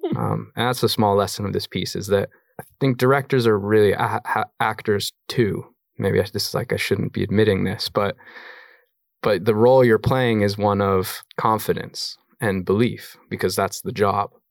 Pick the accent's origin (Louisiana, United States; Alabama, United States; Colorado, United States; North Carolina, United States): Colorado, United States; moved away; also born or lived in New York / London; I have a kid I grew up with in Colorado